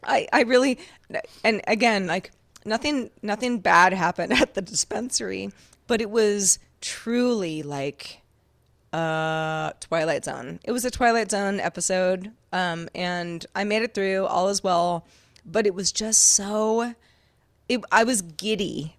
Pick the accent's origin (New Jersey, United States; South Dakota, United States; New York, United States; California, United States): California, United States; Sonoma County; I grew up in Sonoma County, California